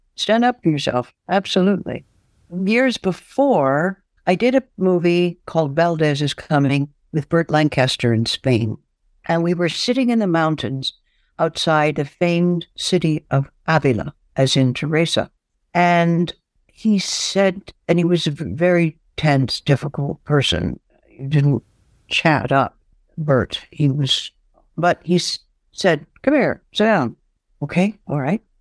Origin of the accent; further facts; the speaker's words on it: Canada; also born or lived in Flint, Michigan; I'm Canadian